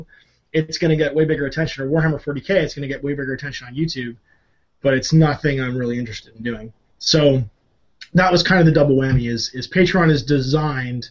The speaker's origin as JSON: {"language": "English", "country": "Canada", "said": "I'm Canadian"}